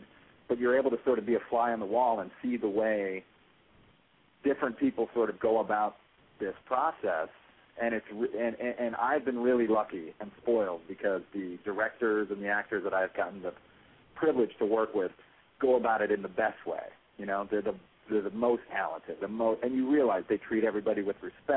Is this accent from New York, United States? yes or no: no; Chicago, Illinois, United States; growing up in Chicago amongst the regular people